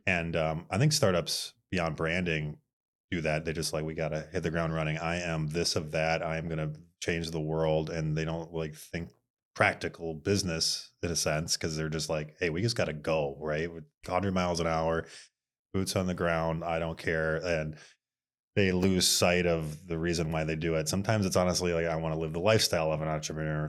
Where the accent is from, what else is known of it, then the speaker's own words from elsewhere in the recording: Bloomington, Minnesota, United States; also born or lived in Moorhead, Minnesota / Fargo; I am from Mall of Americaville, A K A Bloomington, Minnesota